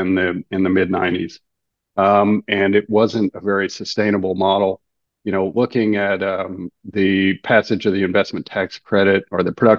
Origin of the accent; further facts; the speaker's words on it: Galveston, Texas, United States; growing up in Galveston